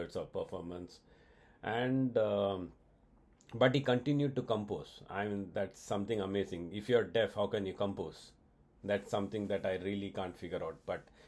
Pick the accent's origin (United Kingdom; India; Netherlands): India; I'm an Indian